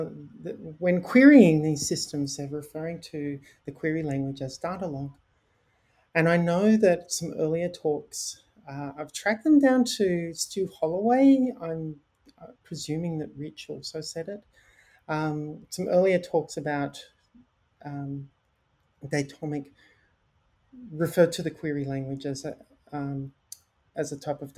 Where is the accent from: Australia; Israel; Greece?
Australia; Queensland; moved away; Queensland, Australia, where I'm from. I'm not from the Sunshine Coast myself